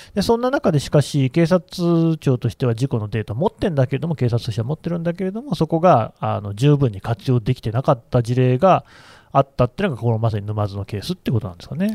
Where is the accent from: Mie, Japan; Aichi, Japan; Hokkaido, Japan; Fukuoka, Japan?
Aichi, Japan; moved away; 私はね地元が愛知県なんですよ